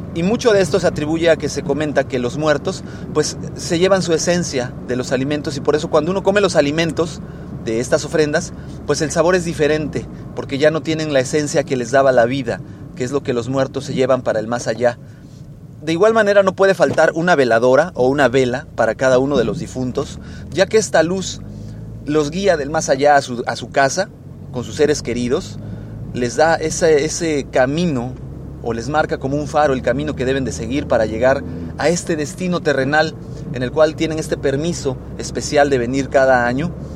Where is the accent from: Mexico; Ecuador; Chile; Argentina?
Mexico; en mi país, México, eh, donde yo, yo soy originario